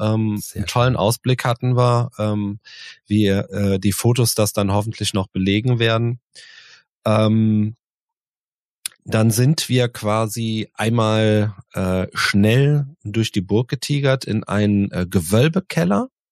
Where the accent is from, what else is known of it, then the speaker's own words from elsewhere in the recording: Cologne, North Rhine-Westphalia, Germany; wir sind jetzt äh, als Kölner Kölsch gewohnt